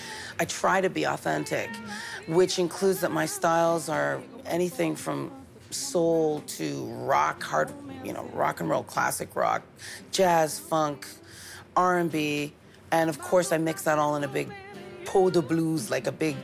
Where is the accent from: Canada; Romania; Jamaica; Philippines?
Canada; London, Ontario; also born or lived in Manchester, England; now in Montreal, Canada; I was actually born in Manchester, England, which is the north of England. They don't like to get confused with the Londoners. But I was raised in Ontario. We came over when I was four